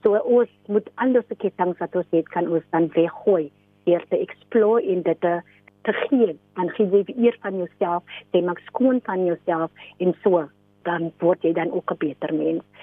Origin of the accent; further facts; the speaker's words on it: Mamre, Western Cape, South Africa; gebore en getoe in Mamre, 'n klein Weskusdorpie 60 km vanaf Kaapstad